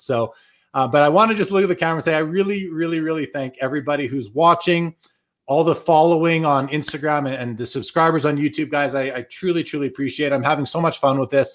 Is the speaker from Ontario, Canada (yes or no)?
no; Winnipeg, Manitoba, Canada; now in Calgary, Canada; I'm originally from Winnipeg. I live in Calgary now, but I left. I left Winnipeg just after the well, not just after the Jets left in 96, I left in 02